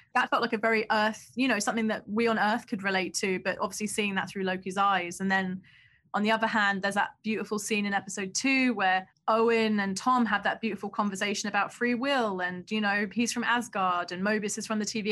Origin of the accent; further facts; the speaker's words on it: London, United Kingdom; I grew up in Southeast London